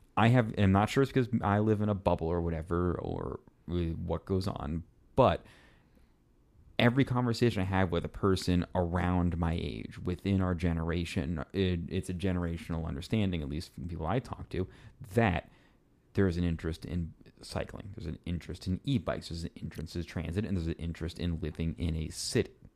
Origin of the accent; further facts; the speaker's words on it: Kansas City, Missouri, United States; growing up in Kansas City, you know, when my family did come to Kansas City, they aren't we aren't like entirely Kansas City natives